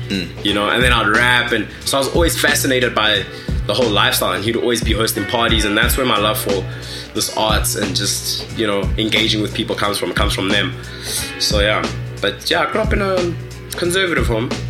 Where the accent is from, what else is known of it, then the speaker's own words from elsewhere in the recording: Kanana, North West, South Africa; first language Tswana; English is a second language; So I'm from Rustenburg, um, from a village in Rustenburg. Actually, it's called Kanana. Shout out all my Kanana people, all my Northwest Bruce, Kimotswana. So I'm a Tswana speaking person.